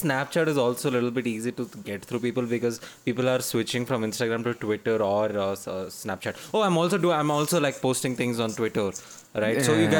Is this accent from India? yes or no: yes; Bangalore, Karnataka, India; moved away as an adult; also born or lived in Chennai; I'm leaving Bangalore. This is my hometown. Not technically, but this is where I've grown up. And this is my place.